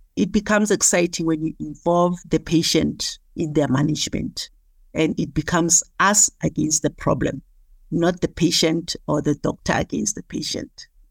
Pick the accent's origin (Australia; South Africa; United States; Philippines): South Africa; Soweto, Gauteng; I was born and bred in Soweto in Dobsenville